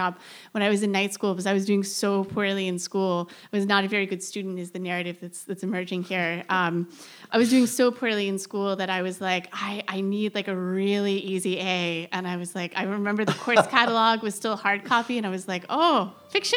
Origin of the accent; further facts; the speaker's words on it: Central Florida, United States; moved away; I grew up in Central Florida